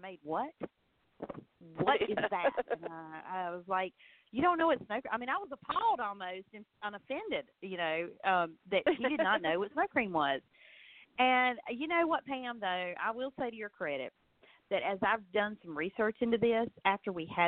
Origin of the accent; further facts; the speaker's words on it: the South, United States; a Southerner.